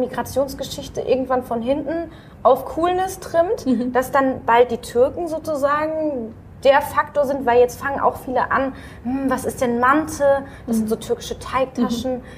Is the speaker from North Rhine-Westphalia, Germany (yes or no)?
yes; Dortmund, North Rhine-Westphalia, Germany; Ansonsten bin ich in Dortmund äh, aufgewachsen